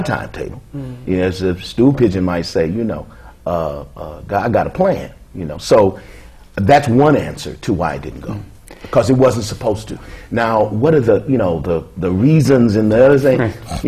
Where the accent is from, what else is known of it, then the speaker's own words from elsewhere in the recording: Kansas City, Missouri, United States; moved away; I come from Kansas City